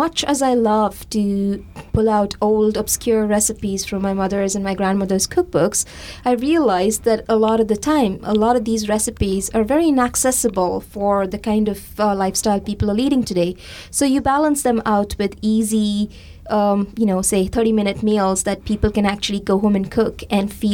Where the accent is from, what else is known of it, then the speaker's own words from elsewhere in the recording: India; moved away; my memories of growing up in India